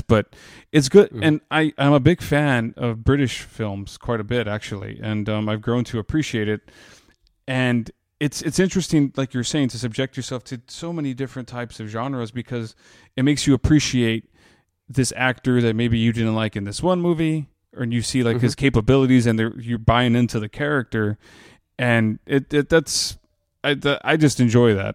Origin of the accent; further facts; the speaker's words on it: Texas, United States; I'm from Texas